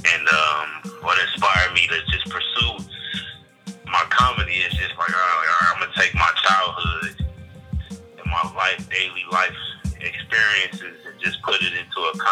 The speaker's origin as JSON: {"language": "English", "town": "Detroit", "region": "Michigan", "country": "United States", "tie": "born or raised there", "said": "Southwest Detroit, Michigan"}